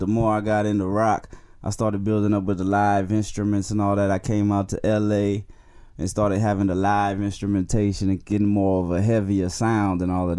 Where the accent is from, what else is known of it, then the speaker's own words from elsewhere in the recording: Houston, Texas, United States; H-Town, Houston, Texas.